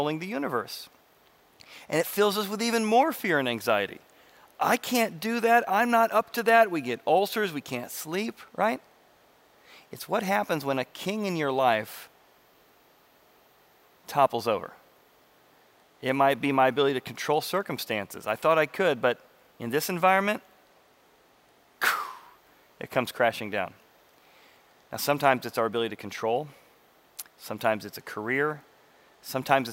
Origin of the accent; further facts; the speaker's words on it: Illinois, United States; I grew up in Illinois